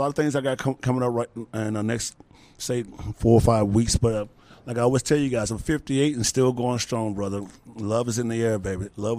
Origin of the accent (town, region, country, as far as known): Philippines